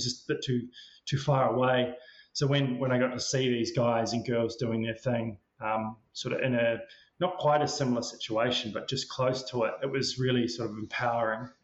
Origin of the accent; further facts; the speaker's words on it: Queenstown, Otago, New Zealand; I grew up in Queenstown in New Zealand